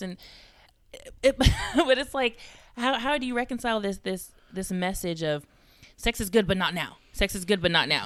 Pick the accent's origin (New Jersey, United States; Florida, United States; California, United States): California, United States; also born or lived in Georgia; now in Texas, United States; I'm originally from California